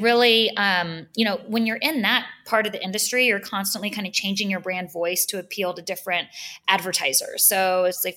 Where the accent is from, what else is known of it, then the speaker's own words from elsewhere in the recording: Houston, Texas, United States; moved away as an adult; also born or lived in New York City; I grew up in Houston, Texas